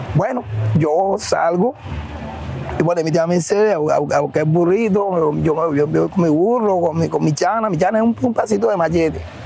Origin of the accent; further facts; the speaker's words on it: San Basilio de Palenque, Bolívar, Colombia; also born or lived in Cartagena; now in Barranquilla, Colombia; soy oriundo de San Basilio de Palenque